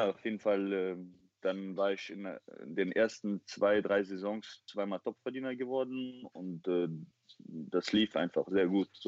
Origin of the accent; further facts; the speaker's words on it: Chechnya, Russia; ich habe ihr erklärt, ich komme aus Tschetschenien und so, bei uns gibt es keine Models und sowas.